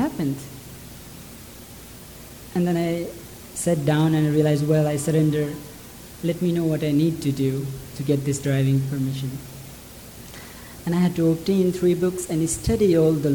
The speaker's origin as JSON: {"language": "English", "area": "near Lumbini", "region": "Lumbini Province", "country": "Nepal", "tie": "born or raised there", "said": "From childhood, I was born near Lumbini, where Buddha was born"}